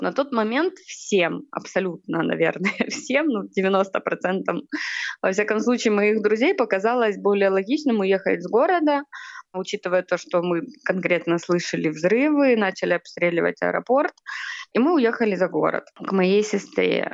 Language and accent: Russian; Kherson, Kherson Oblast, Ukraine; мы достаточно типичная семья, украинская, мы из Херсона